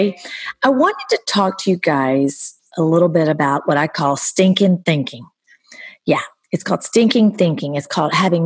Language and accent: English; the South, United States; moved away; also born or lived in Hollywood Hills; From growing up in the South, becoming a foster kid